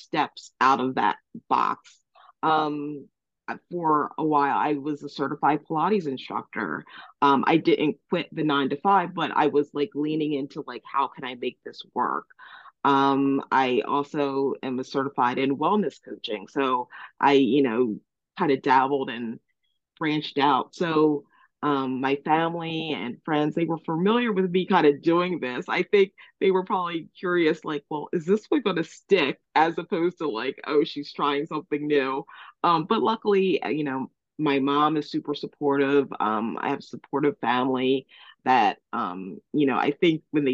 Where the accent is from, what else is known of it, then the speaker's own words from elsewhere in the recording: Delaware, United States; also born or lived in Cape May, New Jersey; now in Cape May County, New Jersey, United States; I was born in Cape May. At 3, I moved to Delaware, where I was raised, but I always returned each summer